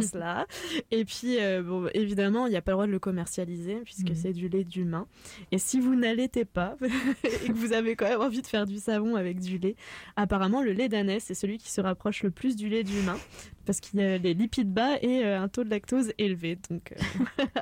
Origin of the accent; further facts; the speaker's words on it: France; now in Canada; puisqu'on est originaire de France